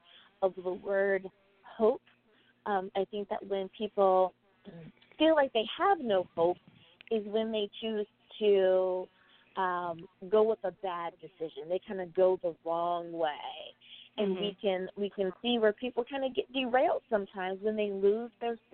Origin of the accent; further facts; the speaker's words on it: United States; my home country, the good old United States of America